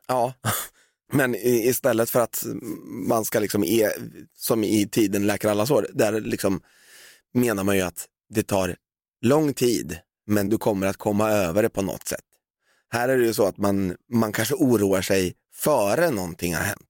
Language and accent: Swedish; Valdemarsvik, Östergötland, Sweden; now in Stockholm, Sweden; när jag växte upp i Valdemarsvik